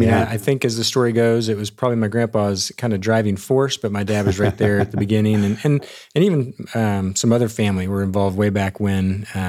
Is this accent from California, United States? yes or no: no; Dallas, Texas, United States; also born or lived in Ohio; So I was born in Ohio, but we moved down to Texas when I was pretty young and to the Dallas area. So since about the age of three, the Dallas-Fort Worth area has been home, always a little bit north of Dallas.